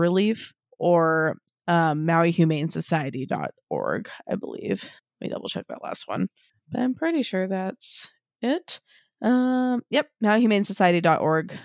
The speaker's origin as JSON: {"language": "English", "town": "Kihei", "region": "Hawaii", "country": "United States", "tie": "born or raised there", "said": "We grew up in Kihei"}